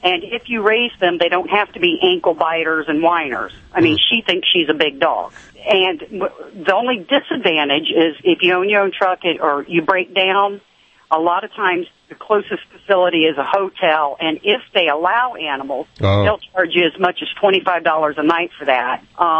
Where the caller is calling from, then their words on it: Florida, United States; I'm in Florida today.